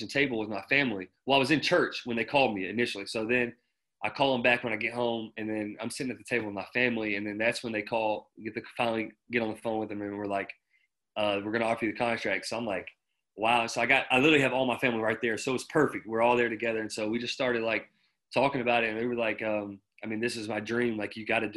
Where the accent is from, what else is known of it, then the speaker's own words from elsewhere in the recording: Alabama, United States; also born or lived in Martin, Tennessee; now in Paderborn, Germany; where I grew up in Alabama